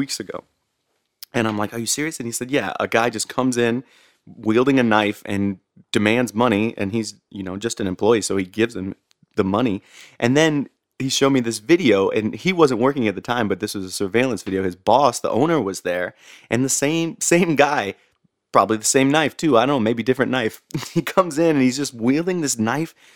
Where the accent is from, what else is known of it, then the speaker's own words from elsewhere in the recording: St. Louis, Missouri, United States; I grew up in St. Louis